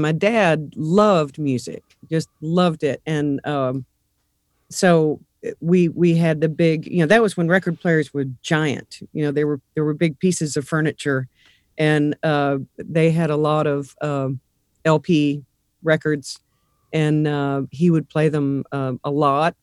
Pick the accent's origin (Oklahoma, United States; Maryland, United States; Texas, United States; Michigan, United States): Texas, United States; Abilene; also born or lived in Nashville, Tennessee; now in Fort Wayne, United States; I was born in Abilene, Texas, west, west Texas